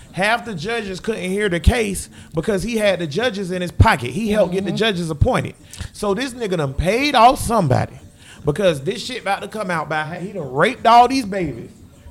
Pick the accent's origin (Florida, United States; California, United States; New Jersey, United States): Florida, United States; Jacksonville; Like, Duval, where me and Tank from. Tank from 45th. I'm from Grand Park.